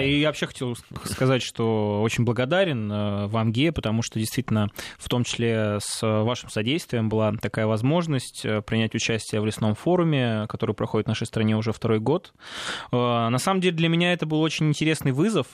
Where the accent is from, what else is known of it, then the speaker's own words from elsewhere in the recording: Salekhard, Yamalo-Nenets Autonomous Okrug, Russia; я родом из Салихарда, это Ямалнинский автономный округ